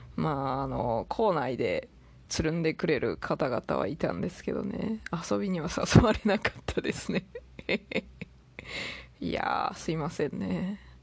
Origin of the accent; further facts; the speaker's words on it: Toyama, Japan; moved away as an adult; まず私生まれは富山県 育ちも富山県まあ18歳までは富山県